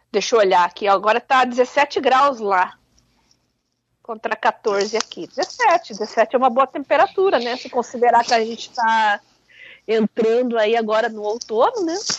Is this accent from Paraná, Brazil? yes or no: yes; Curitiba, Paraná, Brazil; Eu, como boa curitibana